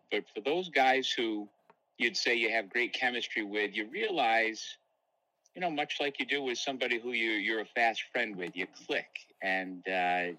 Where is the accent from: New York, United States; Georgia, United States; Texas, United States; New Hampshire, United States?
New York, United States; Elbridge; moved away; I grew up in Elbridge.